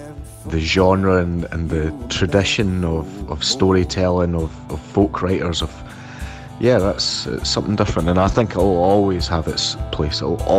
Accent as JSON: {"language": "English", "region": "Scotland", "country": "United Kingdom", "said": "as a Scottish player, when you get up there, you do kind of feel, if you would sing a, you know, a melancholic tune, you know, you do feel like your people are, they take it serious"}